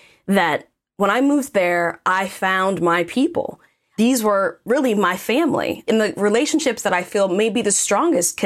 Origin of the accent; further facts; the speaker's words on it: Washington, District of Columbia, United States; also born or lived in Austin, Texas; I grew up in the Washington, D.C. metro, spent probably 25 years of my life here